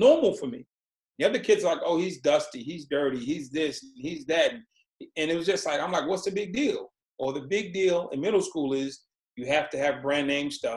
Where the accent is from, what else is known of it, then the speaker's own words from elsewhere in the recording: Boston, Massachusetts, United States; I was born in Boston, Massachusetts, and my mom had six kids